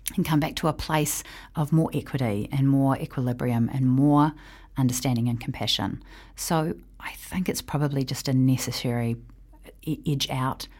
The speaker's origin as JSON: {"language": "English", "country": "New Zealand", "said": "I am a New Zealander who lives here"}